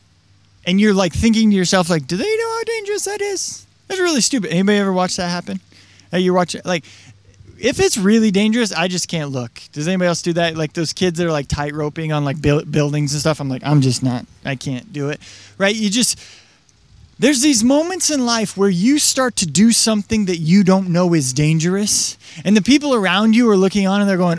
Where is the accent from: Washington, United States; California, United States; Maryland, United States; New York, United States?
Washington, United States; I grew up in Washington